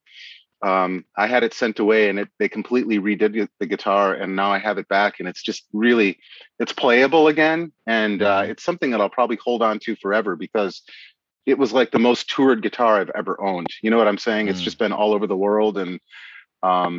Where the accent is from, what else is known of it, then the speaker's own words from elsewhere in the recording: Appleton, Wisconsin, United States; now in Seattle, United States; I'm from Appleton, Wisconsin